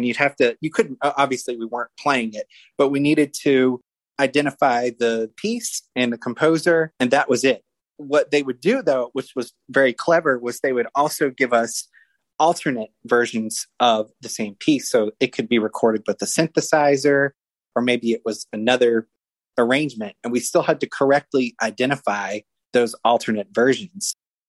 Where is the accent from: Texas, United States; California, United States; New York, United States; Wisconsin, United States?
Texas, United States; Austin; born there; To start off, I was born in Austin, Texas in 1986.